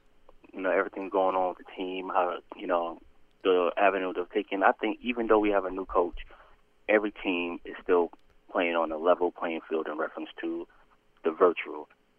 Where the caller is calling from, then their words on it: Atlanta, Georgia, United States; This is … in Atlanta.